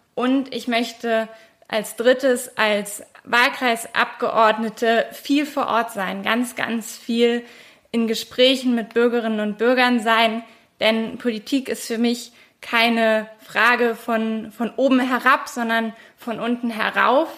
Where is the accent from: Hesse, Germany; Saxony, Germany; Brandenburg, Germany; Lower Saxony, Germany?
Brandenburg, Germany; bei uns in Brandenburg